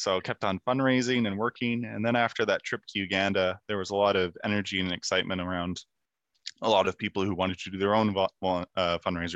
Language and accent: English; Kemptville, Ontario, Canada; my school in my hometown of Kempville, Ontario